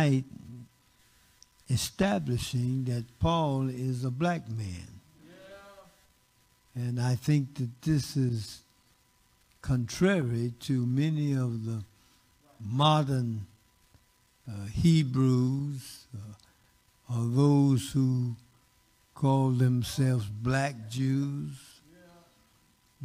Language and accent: English; Muskogee, Oklahoma, United States; moved away; also born or lived in Phoenix, Arizona / Texas; mother and father moved to Muskogee, Oklahoma